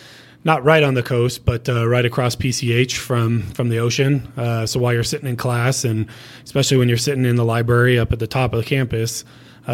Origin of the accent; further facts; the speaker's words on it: Pasadena, California, United States; moved away as an adult; also born or lived in Washington, D.C.; now in Colorado, United States; Grew up in Pasadena, so right by the Rose Bowl, about a mile from the Rose Bowl.